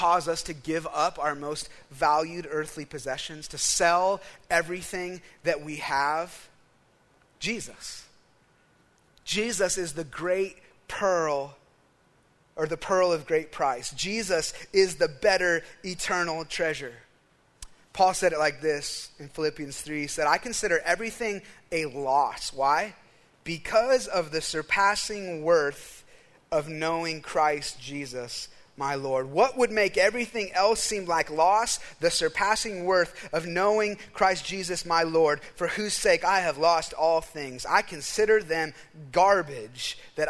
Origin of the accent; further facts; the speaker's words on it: United States; as an American